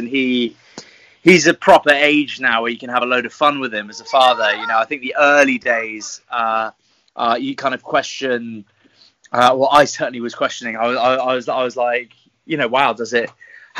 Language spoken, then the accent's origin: English; French West Indies, France; also born or lived in England; now in United Kingdom; I was born in the English countryside, but was raised in the French West Indies.